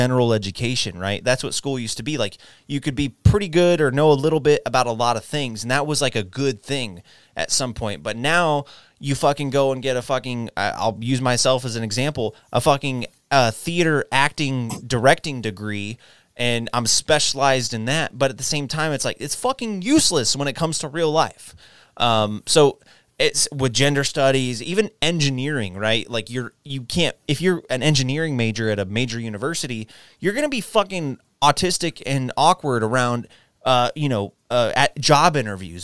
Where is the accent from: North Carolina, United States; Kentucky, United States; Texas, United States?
Texas, United States; also born or lived in New Jersey; I was born and raised in Texas